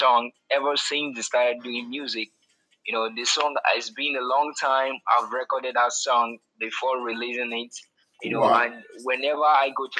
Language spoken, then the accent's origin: English; Irrua, Edo, Nigeria; moved away as an adult; also born or lived in Lagos, Nigeria; now in Italy; I'm from Nigeria, Edo State.